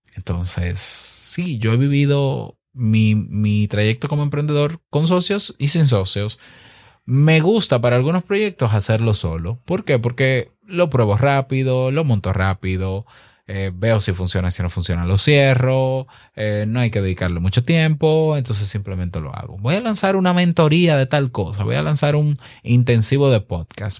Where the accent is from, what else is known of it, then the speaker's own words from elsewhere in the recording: Dominican Republic; mi país, República Dominicana